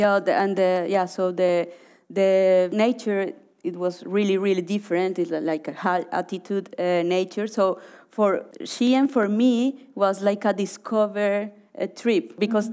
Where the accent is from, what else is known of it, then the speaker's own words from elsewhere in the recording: Cali, Valle del Cauca, Colombia; moved away as an adult; also born or lived in Orinoco region; I grew up in Cali